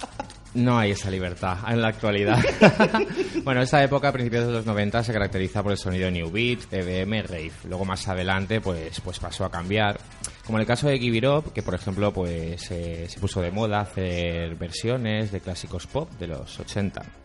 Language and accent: Spanish; Valencian Community, Spain; mi infancia, mi cultura, como buen valenciano que soy